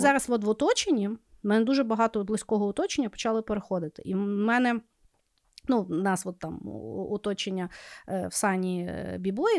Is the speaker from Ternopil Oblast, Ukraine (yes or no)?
no; Lviv, Lviv Oblast, Ukraine; Я спілкуюся українською, тому що я народилася у Львові. Зі мною всі говорили українською. Я ходила в український садик